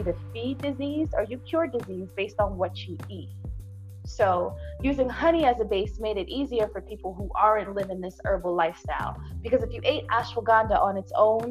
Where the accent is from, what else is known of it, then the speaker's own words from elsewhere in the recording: New York City, New York, United States; I'm from Brooklyn, and I run an herbal remedies apothecary and tea shop in Brooklyn